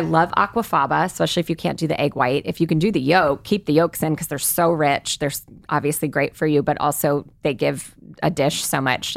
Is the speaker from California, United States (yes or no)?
yes; the Bay Area, California, United States; I grew up in the Bay Area